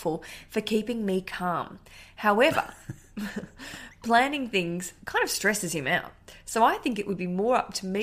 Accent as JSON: {"language": "English", "country": "Australia", "accent": "Australian", "said": "my Australian accent"}